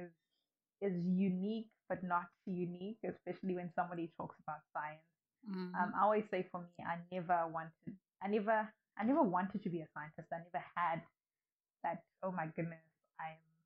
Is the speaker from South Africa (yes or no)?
yes; South Africa; also born or lived in Nkhotakota, Malawi / Lilongwe, Malawi; I came here when I was pretty young, when I was just starting my primary school career. But because my dad had moved to South Africa, so we all moved with my mom and I. And then I've grown up in South Africa